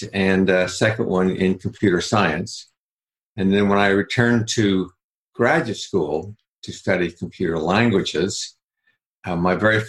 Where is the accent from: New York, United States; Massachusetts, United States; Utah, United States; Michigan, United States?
Utah, United States; Salt Lake City; I grew up in Salt Lake City, Utah